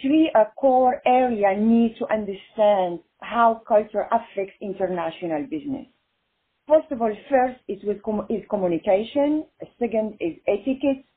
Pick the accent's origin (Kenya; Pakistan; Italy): Italy; moved away as an adult; now in Los Angeles, United States; I am Italian too